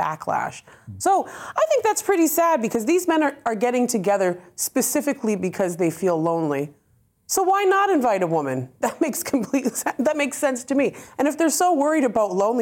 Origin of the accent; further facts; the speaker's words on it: Canada; also born or lived in Birmingham; now in United Kingdom; I'm Canadian